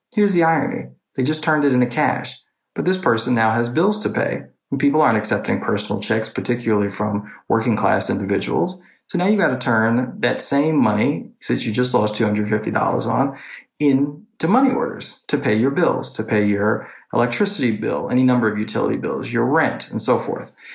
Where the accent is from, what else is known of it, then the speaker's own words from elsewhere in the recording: New York City, New York, United States; now in Washington, D.C., United States; I'm from New York City and I'm living in Washington, D.C.